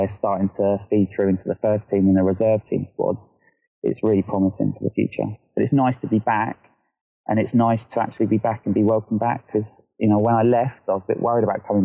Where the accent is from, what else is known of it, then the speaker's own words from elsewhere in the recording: Luton, East of England, United Kingdom; moved away as an adult; now in Hampshire, United Kingdom; I'm from Luton originally, and I moved down here, and I've been down here about 10, 11 years